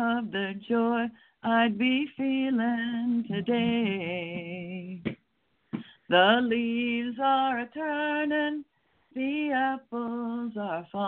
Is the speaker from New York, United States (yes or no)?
no; Wisconsin, United States; now in Lafayette, United States; growing up in Wisconsin, we have pretty cold winters there